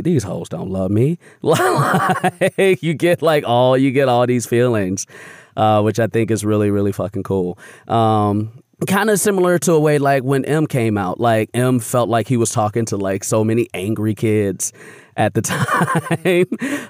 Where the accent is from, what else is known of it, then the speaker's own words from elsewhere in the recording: Chicago, Illinois, United States; growing up on the South Side of Chicago